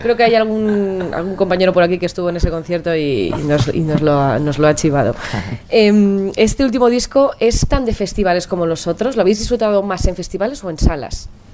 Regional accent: Pamplona, Navarre, Spain; soy de Pamplona, que, las excursiones de las monjas nos llevaban a Burgos

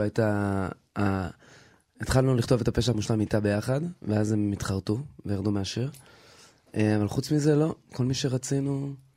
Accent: Israel; born or raised there; also born or lived in United States

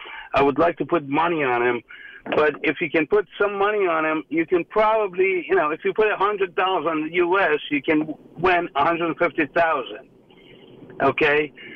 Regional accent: Iran; now in United States; I came from Iran many years ago. I'm an American now, and I'm rooting for America.

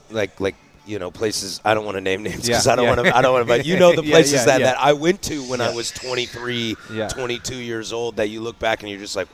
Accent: Vancouver, Washington, United States; moved away as an adult; also born or lived in North Portland, Oregon; now in Portland, United States; I grew up in Vancouver, and I live in North Portland right now

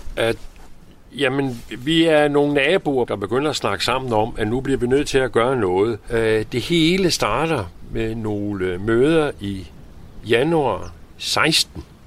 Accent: Copenhagen, Capital Region of Denmark, Denmark; moved away as an adult; now in Nørre Lyngby, Denmark; jeg er opvokset med som, som ung i København

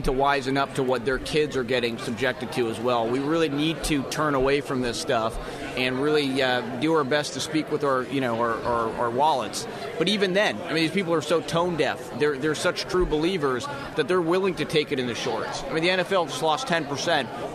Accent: New England, United States; I grew up in New England

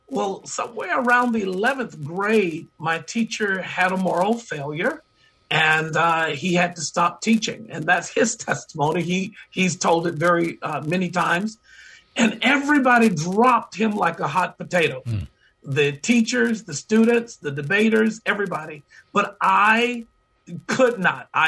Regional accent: Georgia, United States; he knew that I was a young

